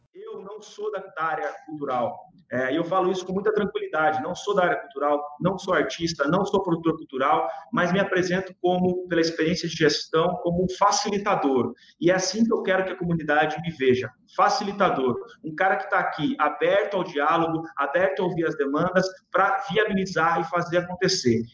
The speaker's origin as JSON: {"language": "Portuguese", "town": "Sorocaba", "region": "São Paulo", "country": "Brazil", "said": "sou sorocabano"}